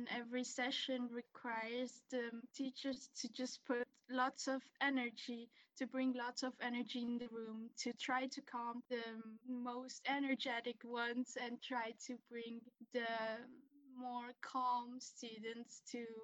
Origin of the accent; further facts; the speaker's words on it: Spain; also born or lived in Brussels, Belgium; I grew up in Spain and we lived in Brussels, Belgium for about five years.